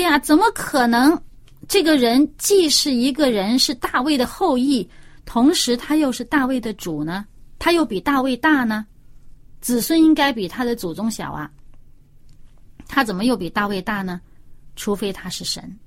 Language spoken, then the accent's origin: Chinese; China; 我们中国人也有啊